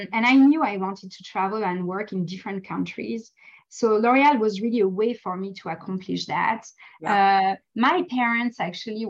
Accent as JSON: {"language": "English", "country": "France", "tie": "born or raised there", "moved": "yes", "said": "I was born and raised in France, and so I always felt European"}